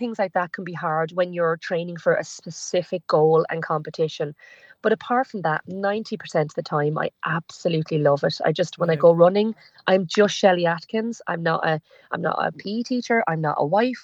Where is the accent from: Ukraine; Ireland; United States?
Ireland; as Irish people